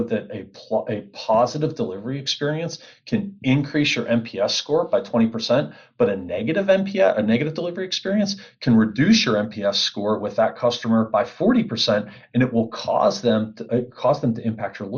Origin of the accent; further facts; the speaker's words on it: Pittsburgh, Pennsylvania, United States; accent: Pittsburghese; also born or lived in Cleveland, Ohio; I was born in Cleveland, Ohio. I'm a Pittsburgher tried and true. So mom and dad moved me to Pittsburgh. I was raised in Pittsburgh, Pennsylvania.